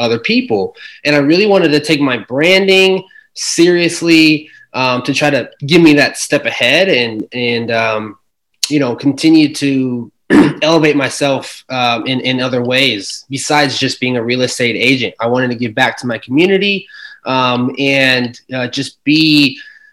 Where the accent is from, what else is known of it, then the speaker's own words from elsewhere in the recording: Omaha, Nebraska, United States; I'm from Omaha, Nebraska